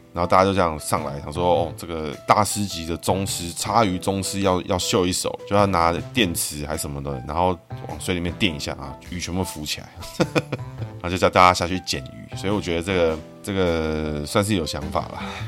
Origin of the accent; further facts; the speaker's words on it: Taipei, Taiwan; 从小我在台北长大